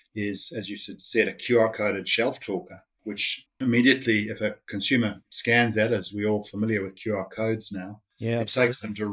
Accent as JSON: {"language": "English", "country": "Zimbabwe", "tie": "born or raised there", "also_born_or_lived": "South Africa / Sydney, Australia", "moved": "as an adult", "lives_now": "Canberra, Australia", "said": "I was born in Zimbabwe and grew up there and went to school and then ended up at university"}